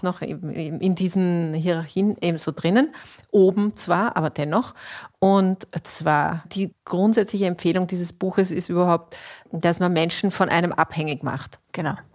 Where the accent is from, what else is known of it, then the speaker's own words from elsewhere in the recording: Austria; bei uns in Österreich